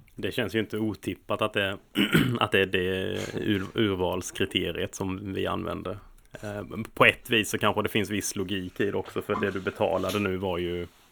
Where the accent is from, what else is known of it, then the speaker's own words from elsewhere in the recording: Småland, Sweden; now in London, United Kingdom; som smålänning